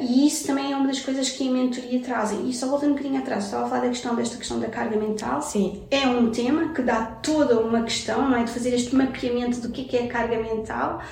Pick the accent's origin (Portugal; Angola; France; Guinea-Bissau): Portugal; also born or lived in Brazil; nasci no Brasil, vim para cá com 7 anos, então eu sou filha de imigrantes